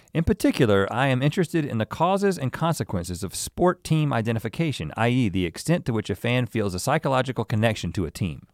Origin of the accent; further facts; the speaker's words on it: the South, United States; I'm from the South